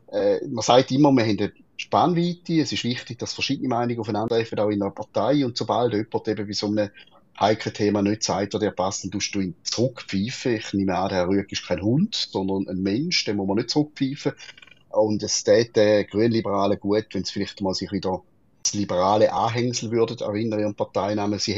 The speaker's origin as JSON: {"language": "German", "region": "Schaffhausen", "country": "Switzerland", "said": "Und wir sind Schaffhauser FDPler sind wir bis jetzt nie so auf dem Radar gewesen"}